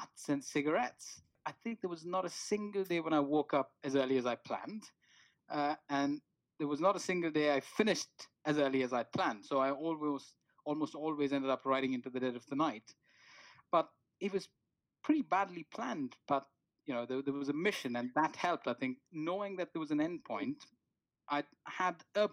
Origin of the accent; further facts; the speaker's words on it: Bangalore, Karnataka, India; moved away as an adult; now in United Kingdom; when I grew up back then in India